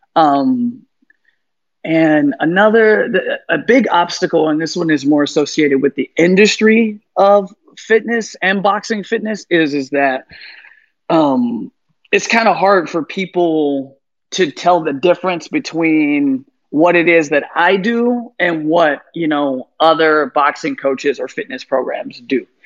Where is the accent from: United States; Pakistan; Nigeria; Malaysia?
United States; San Francisco, California; also born or lived in Chicago, Illinois; now in Miami, United States; I'm from San Francisco